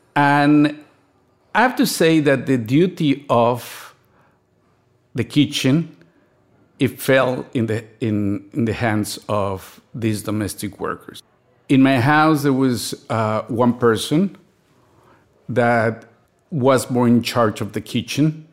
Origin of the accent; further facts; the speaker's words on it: Mexico City, Mexico; A middle-class family in Mexico growing up in the sixties and the seventies